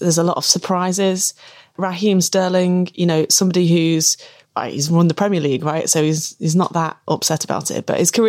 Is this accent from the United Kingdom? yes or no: yes; England, United Kingdom; You know, I'm English and I'm not a part of that culture that pervaded before. This is a new way of being English and we're going to be really proud of it.